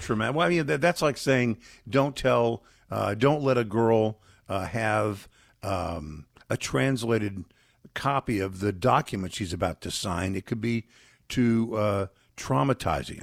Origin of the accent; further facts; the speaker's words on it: Texas, United States; Texas, my home state